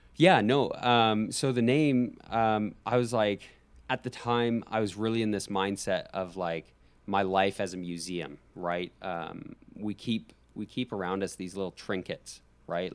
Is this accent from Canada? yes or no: yes; Calgary, Alberta, Canada; now in United States; I love my hometown. I just say the Calgary Flames